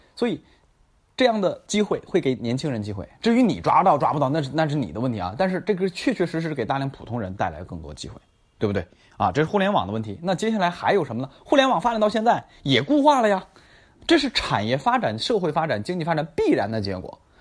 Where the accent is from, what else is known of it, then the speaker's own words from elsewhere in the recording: Tangshan, Hebei, China; 霸州啊，是我老家啊，河北霸州，我不是霸州的，我是唐山的啊